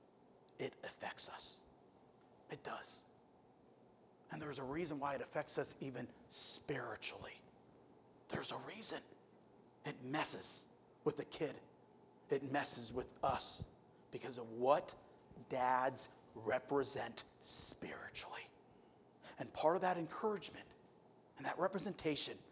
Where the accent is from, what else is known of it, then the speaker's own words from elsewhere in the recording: Youngstown, Ohio, United States; moved away; I'm from Youngstown, Ohio. I like boxing. We're like a boxing city